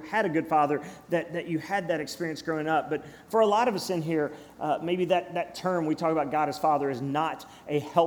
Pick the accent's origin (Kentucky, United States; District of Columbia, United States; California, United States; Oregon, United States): Kentucky, United States; Cynthiana; I grew up in Cynthiana, Kentucky, Harrison County